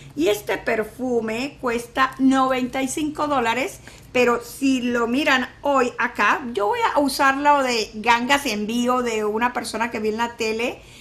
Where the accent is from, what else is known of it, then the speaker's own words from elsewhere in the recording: San Luis, Venezuela; now in Mexico; Yo soy de San Luis de, Venezuela, yo soy de un pueblo que se llama San Luis